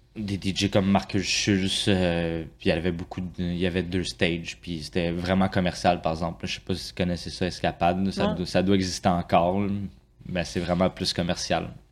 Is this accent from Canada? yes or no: yes; Saint-Hubert, Quebec, Canada; also born or lived in Longueuil; now in Saint-Jean-sur-Richelieu, Canada; je suis né à Longueuil. J'ai vécu pas mal toute euh, ma jeunesse à Saint-Hubert.